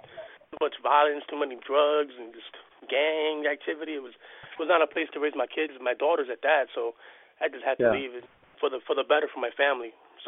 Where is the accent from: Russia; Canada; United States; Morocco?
United States; Union City, New Jersey; moved away as an adult; now in Pennsylvania, United States; I'm a Jersey boy myself. I was born and raised in Jersey, from Union City in the Jersey City area. So, I'm, I just moved to PA about 5 years ago.